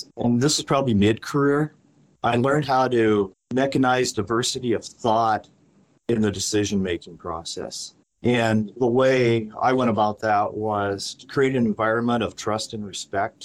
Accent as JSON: {"language": "English", "town": "Great Falls", "region": "Montana", "country": "United States", "tie": "born or raised there", "said": "I was born and raised in Great Falls, Montana"}